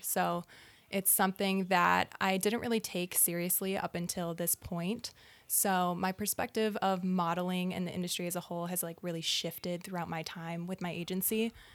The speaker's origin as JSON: {"language": "English", "town": "Naperville", "region": "Illinois", "country": "United States", "tie": "born or raised there", "also_born_or_lived": "Michigan", "said": "I grew up in Naperville, Illinois, a suburb of Chicago as well"}